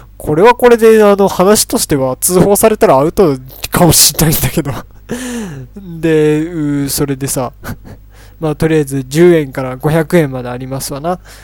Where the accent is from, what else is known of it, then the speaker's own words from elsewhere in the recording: Tochigi, Japan; 僕栃木県なんですけど